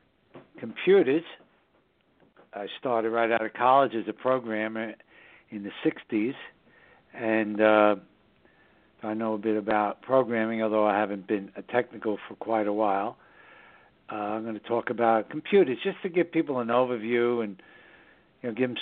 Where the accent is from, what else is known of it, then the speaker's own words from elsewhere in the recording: New York City, New York, United States; also born or lived in southern Hudson Valley, New York; the northern suburbs of New York City, my hometown